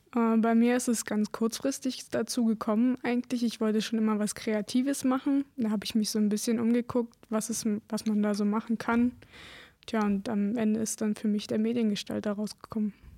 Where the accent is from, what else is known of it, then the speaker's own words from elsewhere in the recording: Lausitz, Germany; Ich bin hier geboren, hier bleibe ich